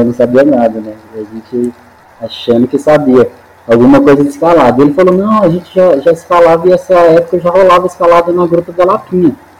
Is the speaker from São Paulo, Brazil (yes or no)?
no; Belo Horizonte, Minas Gerais, Brazil; also born or lived in Montes Claros, Minas Gerais; now in Serra do Cipó, Brazil; na verdade eu sou natural de Montes Claros, no norte de Minas, né? Mas minha família veio quando eu tinha por volta de uns oito anos para Belo Horizonte